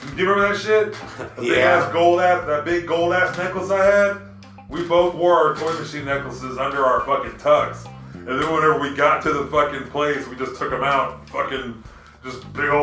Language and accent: English; Oklahoma, United States; I'm from Oklahoma.